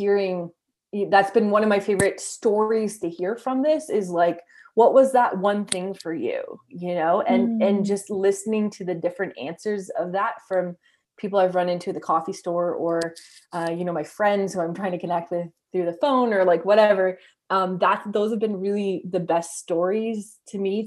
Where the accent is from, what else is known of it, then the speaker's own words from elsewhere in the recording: Canada; as a Canadian